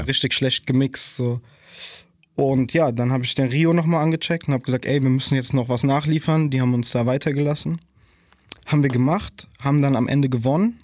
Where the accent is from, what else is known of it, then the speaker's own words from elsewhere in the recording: Germany; in der Nordi aufgewachsen zu sein